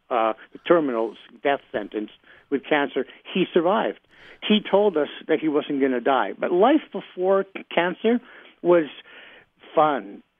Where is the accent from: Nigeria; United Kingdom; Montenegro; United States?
United Kingdom; England; also born or lived in Australia; So I grew up in England, Australia, all over the Commonwealth.